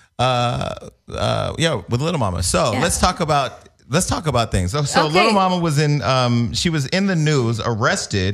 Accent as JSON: {"language": "English", "town": "Stockton", "region": "California", "country": "United States", "said": "I'm from Stockton, California."}